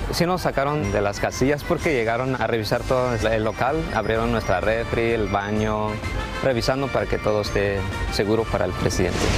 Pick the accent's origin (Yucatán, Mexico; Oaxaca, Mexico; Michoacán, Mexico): Oaxaca, Mexico; now in United States; mexicano oaxaqueño. Eh, los tres que estábamos ese día, de hecho, somos del estado de Oaxaca